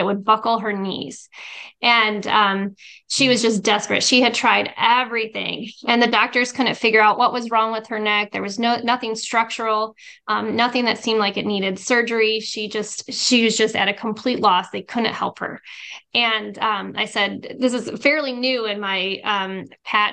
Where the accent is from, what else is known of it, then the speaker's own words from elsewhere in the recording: Arizona, United States; I'm from Arizona